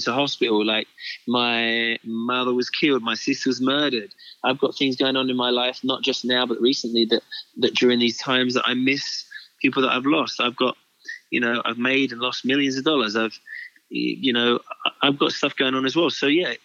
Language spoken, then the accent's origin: English; United Kingdom; I'm, as a British man